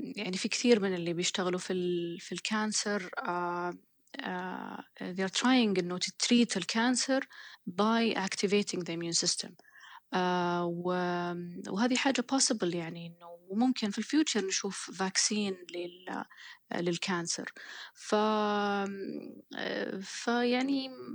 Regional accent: Saudi Arabia; moved away as an adult; now in Oxford, United Kingdom; عندنا في السعوديه

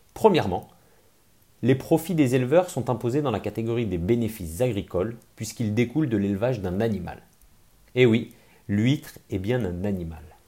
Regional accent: Grenoble, Auvergne-Rhône-Alpes, France; je suis grenoblois

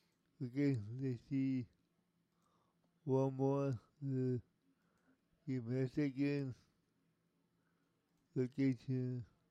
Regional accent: Riverside, California, United States; Riverside, California, which is my hometown

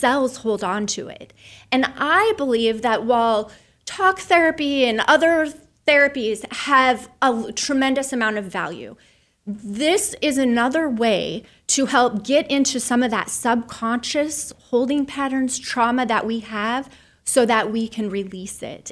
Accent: Soldotna, Alaska, United States; I was raised in Soldotna, Alaska, on the Kenai Peninsula.

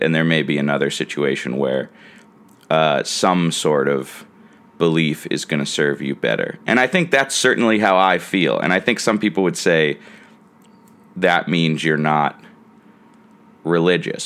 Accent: United States; As an American who considers Christmas a major holiday

